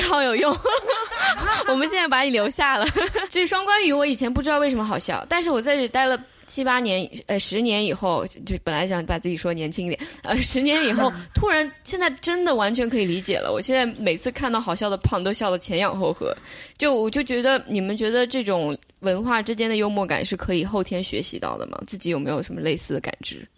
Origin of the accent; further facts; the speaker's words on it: China; now in United States; 我作为一个中国人，我在中国长大，我刚来美国的时候